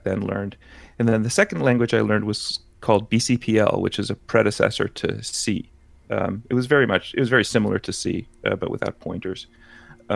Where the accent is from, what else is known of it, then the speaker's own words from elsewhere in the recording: Berkeley, California, United States; I grew up in Berkeley, in the Berkeley Hills